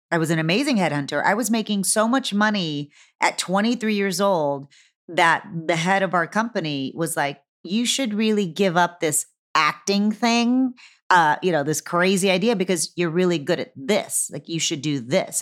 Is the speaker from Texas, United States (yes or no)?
yes; Texas, United States; moved away; I'm from Texas